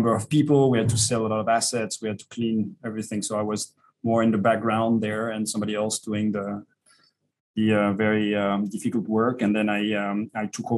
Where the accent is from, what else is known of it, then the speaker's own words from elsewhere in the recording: Vallée de Joux, Vaud, Switzerland; I was born in the Vallée du Jour.